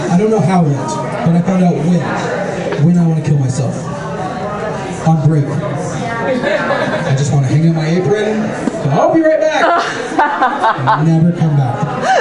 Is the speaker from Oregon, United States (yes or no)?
no; Denver, Colorado, United States; I'm from Denver